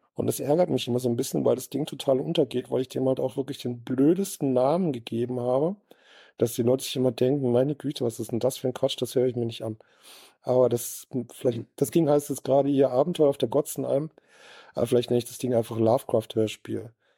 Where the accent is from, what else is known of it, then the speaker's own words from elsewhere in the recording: Southern Germany, Germany; also born or lived in Sauerland; now in Bochum, Germany; ich bin ja aus Süddeutscher